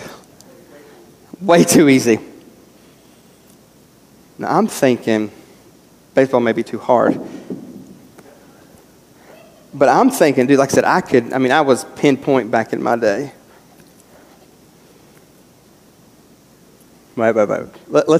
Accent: West Virginia, United States; moved away; Growing up in West Virginia

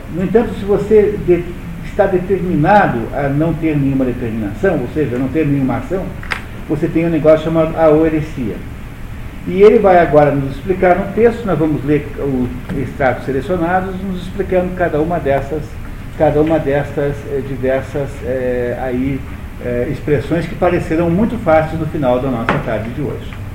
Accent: Brazil; Eu sou brasileiro, pertenço a um país chamado Brasil

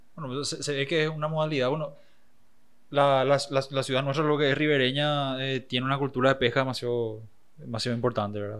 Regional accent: Paraguay; siempre digo Sudamérica ya porque es cansador explicar que soy de Paraguay.

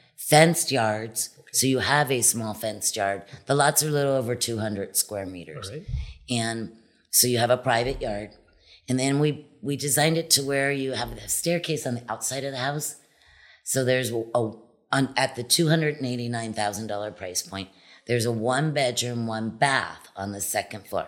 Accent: Wildwood, New Jersey, United States; moved away as an adult; also born or lived in Wilmington, Delaware / California; now in Cabo San Lucas, Mexico; Originally, I was from the East Coast, New yeah. Jersey, a little island, Wildwood, New Jersey. I was born in Wilmington, Delaware, and then had a family business in New Jersey.

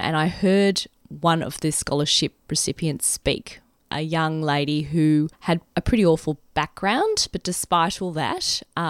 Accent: Brisbane, Queensland, Australia; moved away as an adult; also born or lived in Sydney; I grew up in Brisbane, and at the age of 23, I left for Sydney as a junior economist at New South Wales Treasury Corporation. I was there for 5 years.

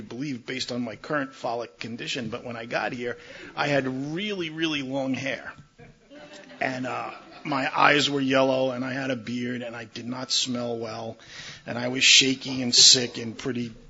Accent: New York, United States; moved away as an adult; now in Maryland, United States; I'm originally from New York. I grew up there, I got drunk there, and I got sober there

